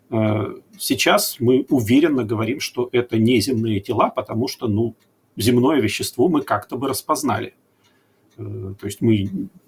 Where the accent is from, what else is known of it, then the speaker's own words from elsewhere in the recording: Chelyabinsk, Chelyabinsk Oblast, Russia; Но уж после 15 февраля я из Челябинска.